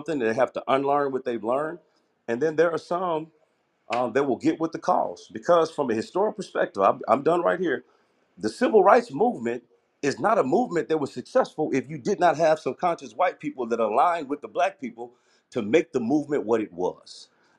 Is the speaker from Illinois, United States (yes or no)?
yes; Chicago, Illinois, United States; also born or lived in Bolivar, Missouri; I'm from Southside Chicago